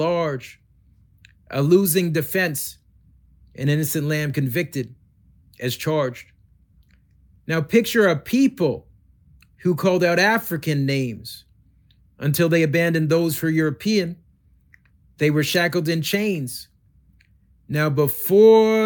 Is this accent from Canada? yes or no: yes; Canada; I grew up in Canada as one of the only Black kids